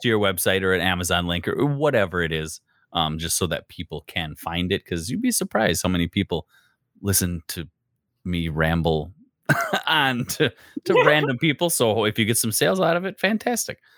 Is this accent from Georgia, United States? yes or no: no; Wisconsin, United States; accent: Wisconsin; I have a Wisconsin accent, yes, Midwest